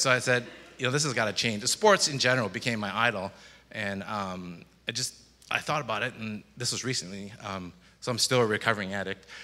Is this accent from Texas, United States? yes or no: no; Michigan, United States; also born or lived in Chicago; now in Florida, United States; when I grew up in Michigan